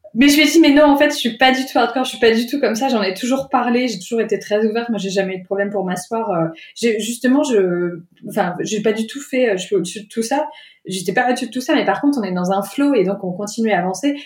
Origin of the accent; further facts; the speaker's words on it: France; moved away as an adult; also born or lived in Paris; now in England; en tant que Française, parce que je travaillais à Paris avant